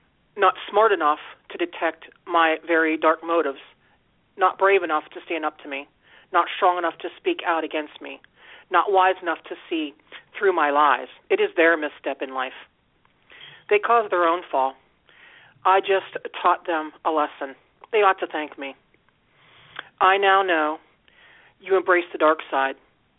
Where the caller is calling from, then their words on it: Steubenville, Ohio, United States; I'm calling from Ohio.